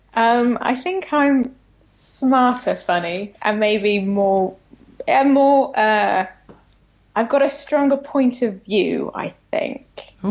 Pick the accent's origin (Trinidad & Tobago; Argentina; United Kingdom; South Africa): United Kingdom; moved away as an adult; now in United States; being British